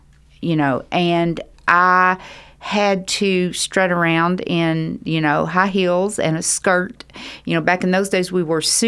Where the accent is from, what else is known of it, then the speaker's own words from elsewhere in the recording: Louisville, Kentucky, United States; born there; They move when I was growing up, it was every 4 to 6 years. I think now that they stay longer at churches. But we moved around a lot. So I just say, I was born in Louisville.